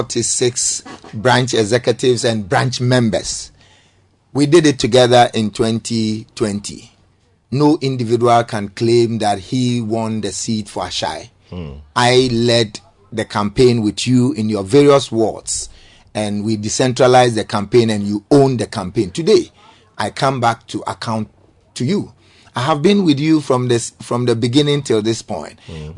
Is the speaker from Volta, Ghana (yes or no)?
no; Tema, Greater Accra, Ghana; I'm a native of Terma, born and bred in Terma. I have my own property in the constituency. Mm. I sleep in the constituency.